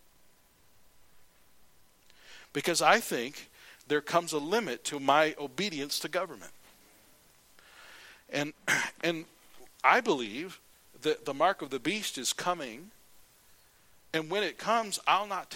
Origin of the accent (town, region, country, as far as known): United States